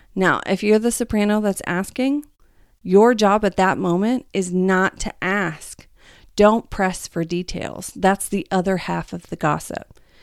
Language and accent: English; the Bible Belt, United States; I'm from the Bible Belt